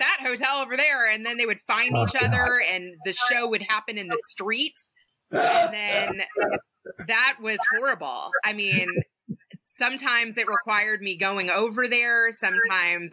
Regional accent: Kentucky, United States; I'm from Kentucky.

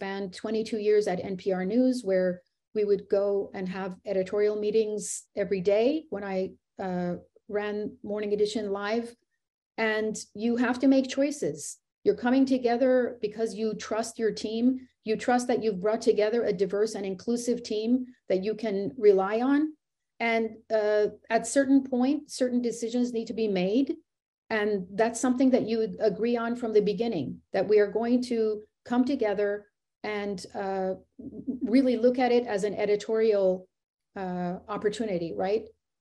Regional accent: United States; I was born here in America. So I am American

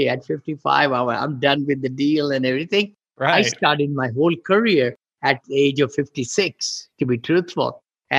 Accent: India; moved away as an adult; now in United States; I grew up in India

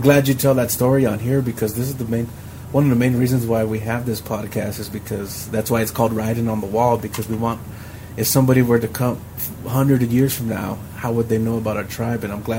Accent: Mescalero, New Mexico, United States

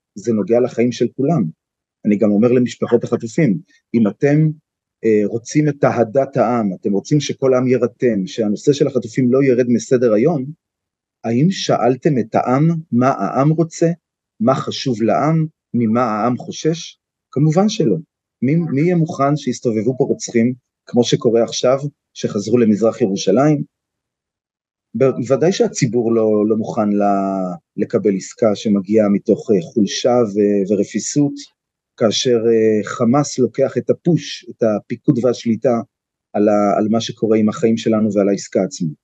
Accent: Tel Aviv, Tel Aviv District, Israel; moved away as an adult; now in Kiryat Arba, Israel; אני נולדתי בתל אביב, בבית חולים הקריה

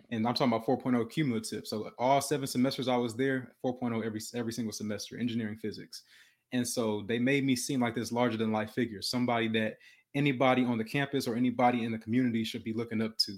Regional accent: Detroit, Michigan, United States; moved away; also born or lived in Houston, Texas; I was born in Detroit, Michigan

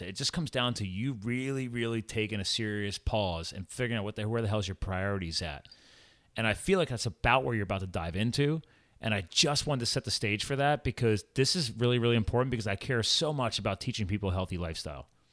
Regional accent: Flemington, New Jersey, United States; moved away; I was born in Hunterdon County, Flemington, New Jersey.

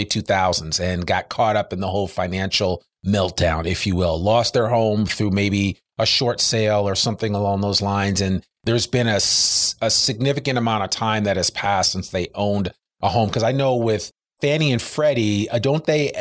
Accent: Northeast, United States; now in Arkansas, United States; I come from the Northeast

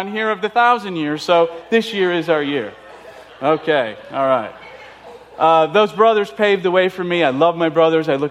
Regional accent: Chicago, Illinois, United States; moved away; I'm Italian. I was born and raised in Chicago

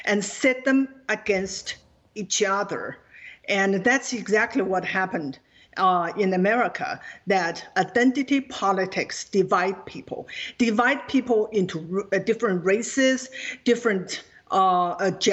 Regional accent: China; moved away as an adult; now in United States; Growing up in China, I always believed that our rights were given to us by the government

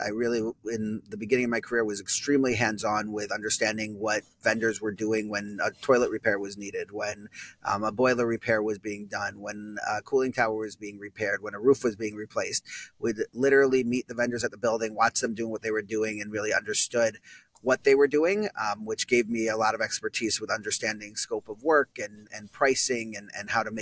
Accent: Minneapolis, Minnesota, United States; moved away as an adult; also born or lived in Maryland / Washington, D.C.; now in New York City, United States; I grew up in Minneapolis, Minnesota, and then went to University of Maryland for college

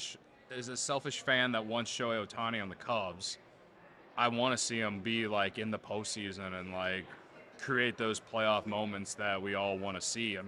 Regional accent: United States; I'm American

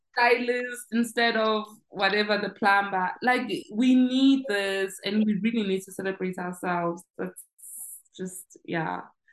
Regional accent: Soweto, Gauteng, South Africa; I'm from Soweto

